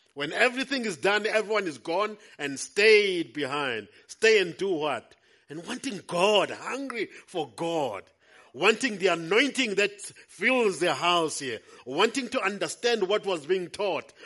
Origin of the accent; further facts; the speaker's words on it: Howick, KwaZulu-Natal, South Africa; I'm come from Howick. Our church is in Hilton.